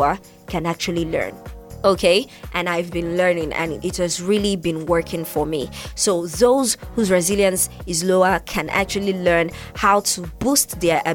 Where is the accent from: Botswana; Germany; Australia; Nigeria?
Nigeria; I'm from Nigeria